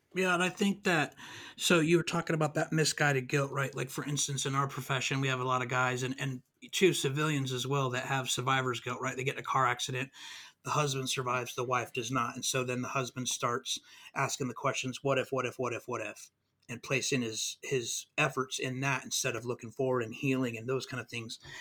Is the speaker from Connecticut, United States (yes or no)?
no; California, United States; now in Mississippi, United States; I'm from California. We moved out here